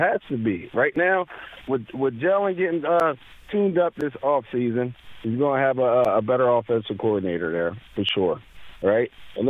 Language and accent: English; Camden, New Jersey, United States; I'm from Camden.